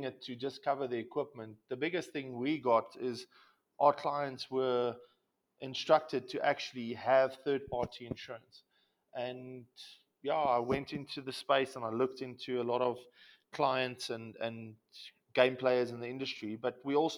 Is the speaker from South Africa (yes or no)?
yes; Pretoria, Gauteng, South Africa; I was born and raised in Pretoria